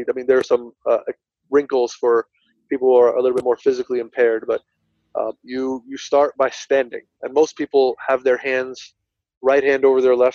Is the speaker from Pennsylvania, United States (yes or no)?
no; New Jersey, United States; It's, it's, I'm from Union County. I still live. I'm not in Linden anymore